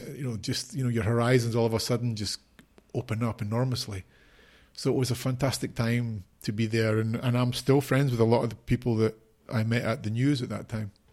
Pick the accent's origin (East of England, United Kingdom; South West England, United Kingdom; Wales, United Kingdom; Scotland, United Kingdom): Scotland, United Kingdom; Edinburgh; moved away as an adult; also born or lived in Mexico / Brazil / Haiti; now in Spain; I was born in Edinburgh, in Scotland. I grew up there all my life until I was twenty-three